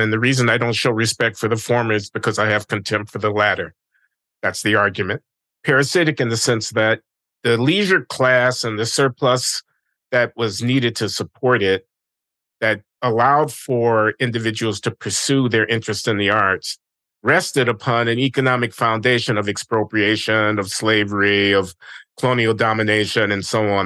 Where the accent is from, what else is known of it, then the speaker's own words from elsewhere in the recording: United States; I'm an American